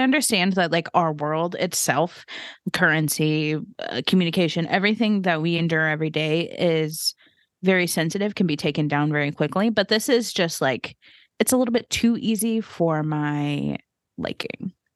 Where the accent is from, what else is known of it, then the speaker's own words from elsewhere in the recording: the Bible Belt, United States; we grew up in the Bible Belt